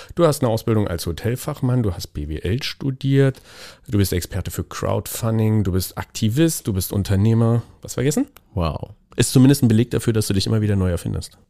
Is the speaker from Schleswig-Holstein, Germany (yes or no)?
no; Thuringia, Germany; moved away; Ich komme ursprünglich aus Thüringen